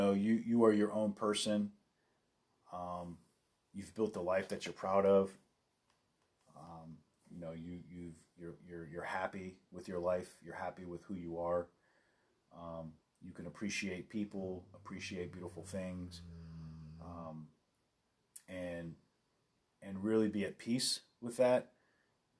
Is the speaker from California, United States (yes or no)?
yes; Los Angeles, California, United States; I grew up